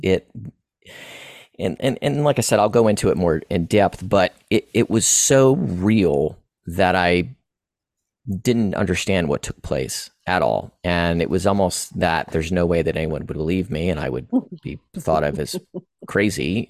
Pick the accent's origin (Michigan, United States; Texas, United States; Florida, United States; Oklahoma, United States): Florida, United States; also born or lived in East Tennessee; I was born and raised in Florida, um, currently in Florida now